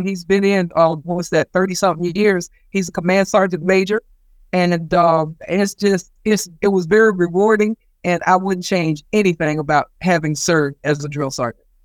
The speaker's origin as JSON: {"language": "English", "region": "South Carolina", "country": "United States", "tie": "born or raised there", "moved": "yes", "said": "when I was a child growing up in South Carolina"}